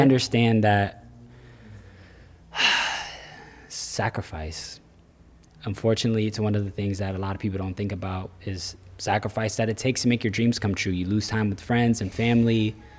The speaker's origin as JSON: {"language": "English", "region": "Florida", "country": "United States", "tie": "born or raised there", "also_born_or_lived": "New York", "said": "Born in New York, but Florida is what raised me"}